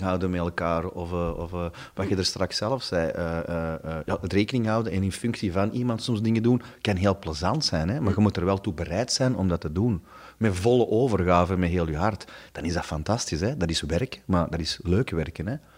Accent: Stabroek, Flanders, Belgium; bij ons in Stabroek, hadden ze een, een groot warenhuis

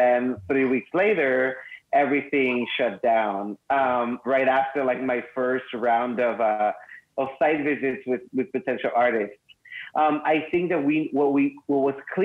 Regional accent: Mexicali, Baja California, Mexico; I was raised in Mexicali, just really close to here

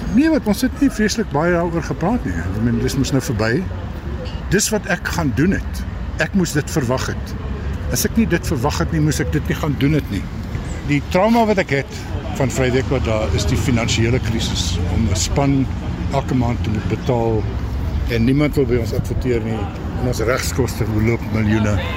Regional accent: Kroonstad, Free State, South Africa; moved away; Ek kon nie teruggaan na my geboortedorp toe vir jare nie

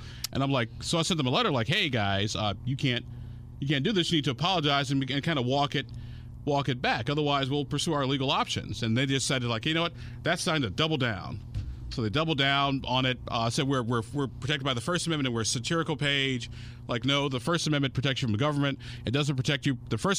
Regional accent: Illinois, United States; moved away; back home in my home state of Illinois

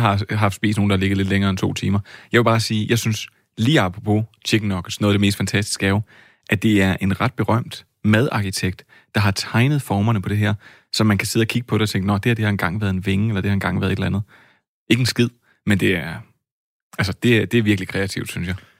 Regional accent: Flakkebjerg, Zealand, Denmark; ude for Flakkebær, hvor jeg voksede op som dreng

